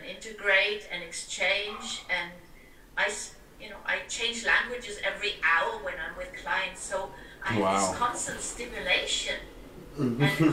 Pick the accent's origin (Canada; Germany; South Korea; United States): Germany; moved away as an adult; also born or lived in England; now in Spain; I born in Germany, then I studied in England, and then I moved to Spain